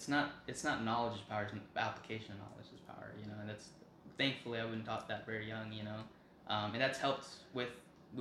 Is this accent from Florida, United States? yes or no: no; Las Vegas, Nevada, United States; moved away as an adult; now in Texas, United States; growing up in Vegas